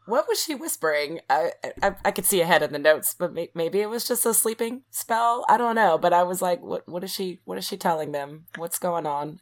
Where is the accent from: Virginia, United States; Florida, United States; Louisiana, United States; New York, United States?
Louisiana, United States; South; I'm from South Louisiana where everything's got, like, a French twist on it